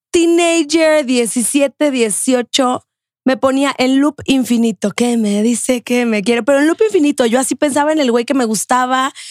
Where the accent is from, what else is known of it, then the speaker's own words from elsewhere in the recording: Cali, Valle del Cauca, Colombia; accent: Caleña; De Cali. Yo, debería hablar así.